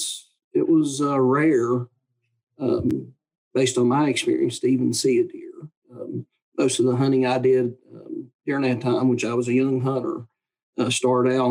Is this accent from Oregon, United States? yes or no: no; Wyoming County, West Virginia, United States; I grew up in Wyoming County